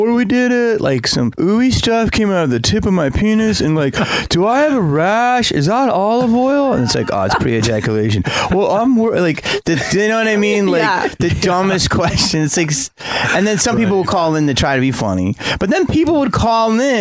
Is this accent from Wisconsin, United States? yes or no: no; Philadelphia, Pennsylvania, United States; I grew up in Philly.